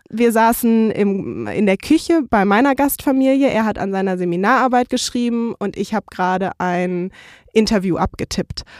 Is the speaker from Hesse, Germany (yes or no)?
yes; Frankfurt am Main, Hesse, Germany; moved away as an adult; ich komme so aus Frankfurt am Main mit der Skyline und bin da aufgewachsen